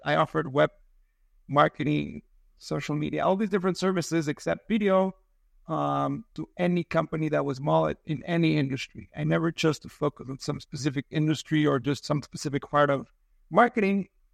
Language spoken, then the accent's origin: English; Mexico City, Mexico; now in San Diego, United States; I'm from Mexico City. I live in San Diego